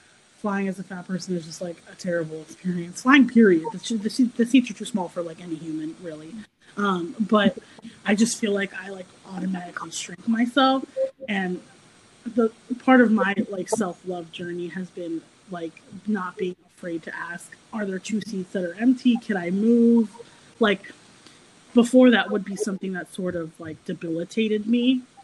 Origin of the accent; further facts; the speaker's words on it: United States; I grew up right outside of New York City, so I took public transportation pretty much my whole childhood